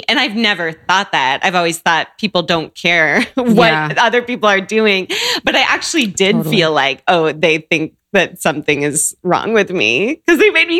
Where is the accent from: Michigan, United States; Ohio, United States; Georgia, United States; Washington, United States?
Washington, United States; Seattle; Yeah, I grew up in Seattle. I grew up with just a mom, single mom, and me.